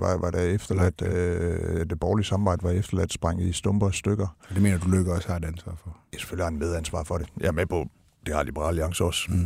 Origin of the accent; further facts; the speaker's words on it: Denmark; som dansker